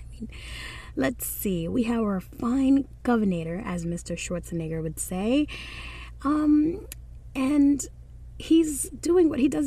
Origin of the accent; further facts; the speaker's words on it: Dominican Republic; accent: Dominican; now in New York City, United States; my Dominican accent or dialect